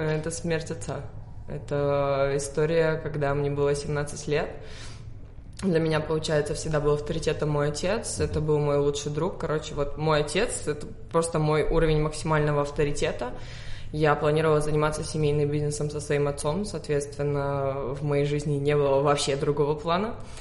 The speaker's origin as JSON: {"language": "Russian", "town": "Sofia", "region": "Sofia City", "country": "Bulgaria", "tie": "born or raised there", "second_language": "Russian", "said": "Я родилась в Софии, в Болгарии, в семье"}